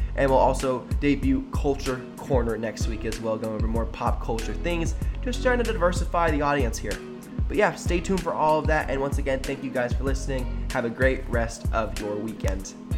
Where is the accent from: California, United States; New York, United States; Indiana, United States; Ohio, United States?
California, United States; Sacramento; showing out for my, for my hometown, for my city